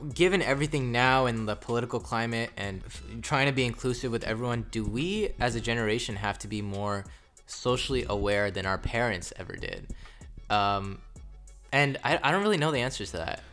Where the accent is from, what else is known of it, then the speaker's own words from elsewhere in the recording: United States; we were born here, we were raised here